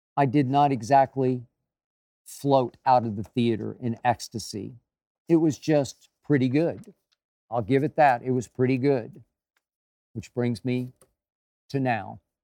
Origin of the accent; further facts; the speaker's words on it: Oklahoma, United States; my home state of Oklahoma